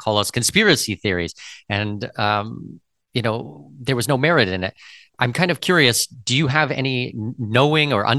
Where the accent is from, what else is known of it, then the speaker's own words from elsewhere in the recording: Canada; I'm Canadian.